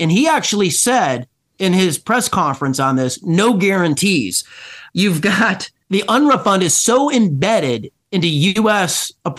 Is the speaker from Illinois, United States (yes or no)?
yes; Illinois, United States; I'm from Illinois.